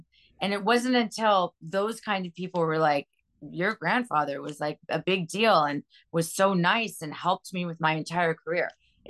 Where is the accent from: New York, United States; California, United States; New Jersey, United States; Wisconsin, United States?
California, United States; Los Angeles; I grew up in Pacific Palisades, and my dad owned Alice's restaurant on the Malibu Pier.